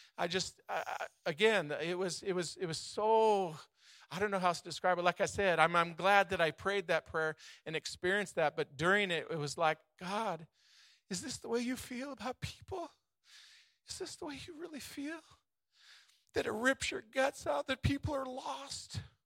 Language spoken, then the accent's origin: English; United States; We grew up in America